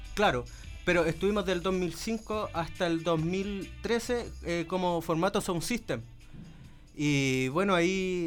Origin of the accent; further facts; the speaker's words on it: Chile; cómo decimos en Chile